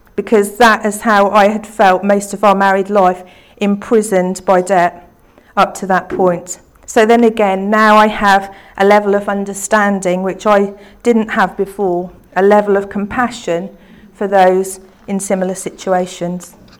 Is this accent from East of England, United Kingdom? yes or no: yes; Beccles, East of England, United Kingdom; the church that I grew up in in Beccles